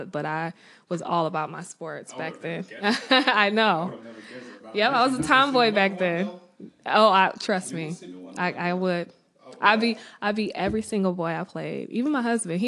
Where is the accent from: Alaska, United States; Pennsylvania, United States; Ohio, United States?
Ohio, United States; Maple Heights; moved away as an adult; now in Baltimore, United States; I was born and raised in Cleveland, Maple Heights to be exact, little suburb